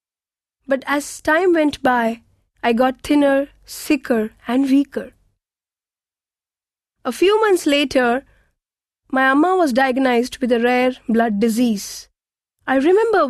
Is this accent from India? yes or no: yes; Thanjavur, Tamil Nadu, India; I grew up in Thanjavur, a village in Tamil Nadu.